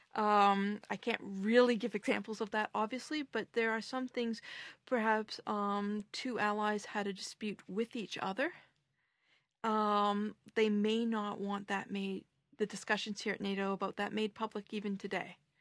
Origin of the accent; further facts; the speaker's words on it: Canada; now in Brussels, Belgium; as a Canadian with my particular viewpoint